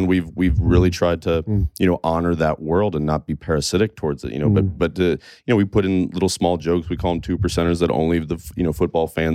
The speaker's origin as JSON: {"language": "English", "region": "Kansas", "country": "United States", "said": "I'm from Kansas"}